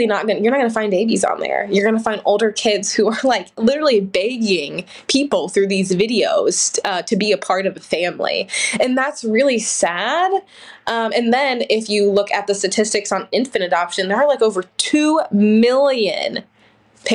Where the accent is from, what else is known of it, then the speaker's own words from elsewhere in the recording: Ohio, United States; I grew up in Ohio